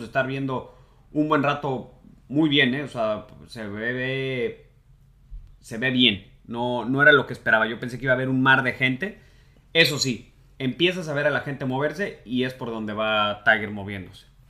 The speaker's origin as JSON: {"language": "Spanish", "country": "Mexico", "said": "no visitaríamos como golfistas mexicanos nunca"}